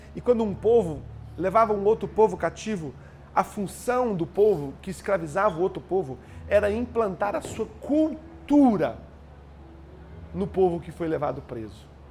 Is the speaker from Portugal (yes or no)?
no; Brazil; moved away; Eu já tive a experiência de morar fora do Brasil